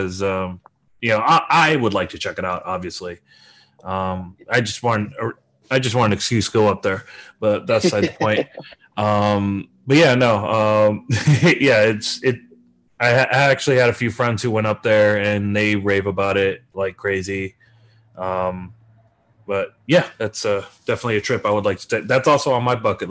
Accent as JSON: {"language": "English", "town": "Detroit", "region": "Michigan", "country": "United States", "said": "I'm from Detroit"}